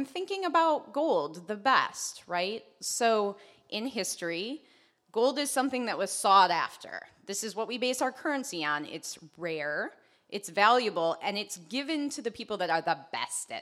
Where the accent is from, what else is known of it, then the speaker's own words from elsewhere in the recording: Traverse City, Michigan, United States; I grew up in Traverse